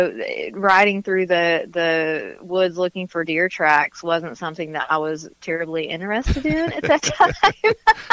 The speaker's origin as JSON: {"language": "English", "town": "Dalton", "region": "Georgia", "country": "United States", "tie": "born or raised there", "also_born_or_lived": "Nashville, Tennessee", "said": "I kind of divide my time between Nashville and North Georgia and Dalton, Georgia, which is my hometown"}